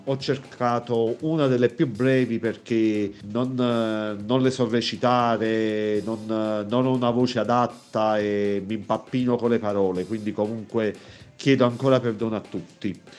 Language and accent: Italian; province of Naples, Campania, Italy; dalla provincia di Napoli